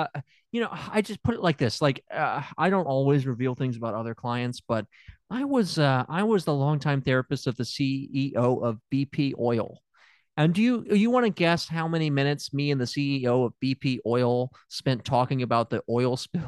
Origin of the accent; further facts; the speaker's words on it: Tennessee, United States; I'm from Tennessee.